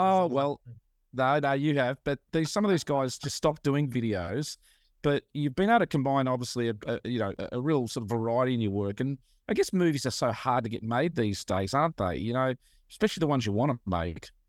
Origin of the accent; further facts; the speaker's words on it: Australia; growing up in Australia